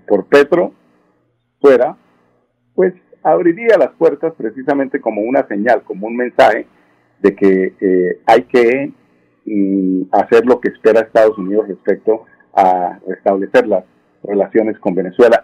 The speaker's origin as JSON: {"language": "Spanish", "country": "Colombia", "said": "somos muchos los colombianos"}